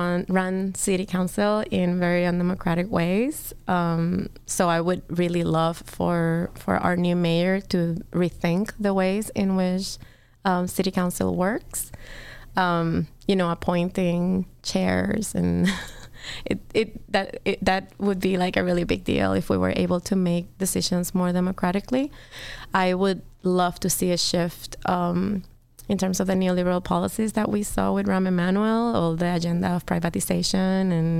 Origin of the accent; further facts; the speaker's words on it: Puerto Rico; now in Chicago, United States; I am from Puerto Rico